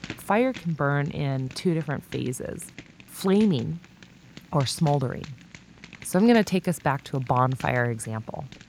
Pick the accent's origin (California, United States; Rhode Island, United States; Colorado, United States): California, United States; San Diego; moved away as an adult; I grew up in San Diego